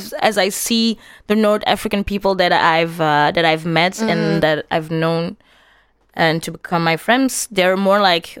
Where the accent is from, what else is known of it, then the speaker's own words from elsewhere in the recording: Antwerp, Flanders, Belgium; And I grew up in Antwerp. So yeah. I was surrounded by white Flemish people.